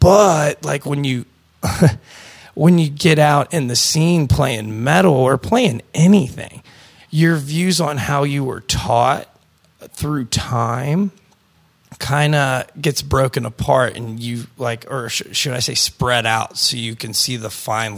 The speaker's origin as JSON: {"language": "English", "region": "Pennsylvania", "country": "United States", "said": "I'm from Westmoreland County."}